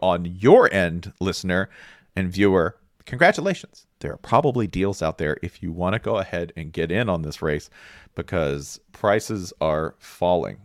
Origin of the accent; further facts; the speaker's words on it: United States; I'm American